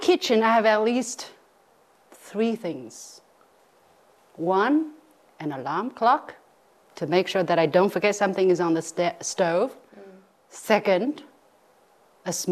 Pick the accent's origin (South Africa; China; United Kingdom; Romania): China; South China; now in Beijing, China; I come from South China, so you know, there when we cook, we always add a little bit of sugar